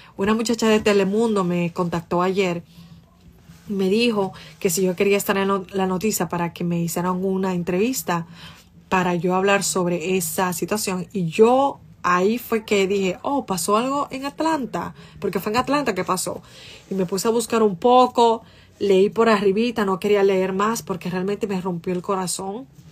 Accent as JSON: {"language": "Spanish", "town": "Santo Domingo Este", "region": "Distrito Nacional", "country": "Dominican Republic", "tie": "born or raised there", "moved": "yes", "lives_now": "Boston, United States", "said": "yo estaba como en séptimo de primaria y yo estaba de camino para mi casa en, la onza. ¡Oh! La onza y la onza tomaba como dos horas, para yo, dos horas, una hora y pico, para llegar a los mameyes desde la independencia"}